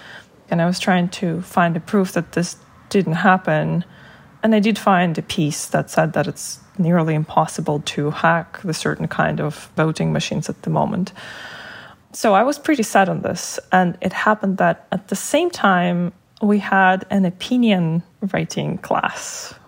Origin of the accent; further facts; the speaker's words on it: Russia; English is a second language; I came to the US for the first time for half a year as an exchange student. So I was removed from Russian propaganda and I got to see the snippets of the Western coverage of what's happening.